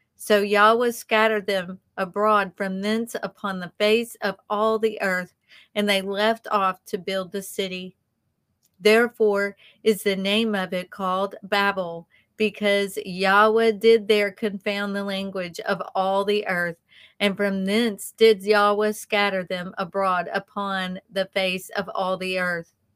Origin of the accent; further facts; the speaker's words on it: the South, United States; accent: southern; our southern accents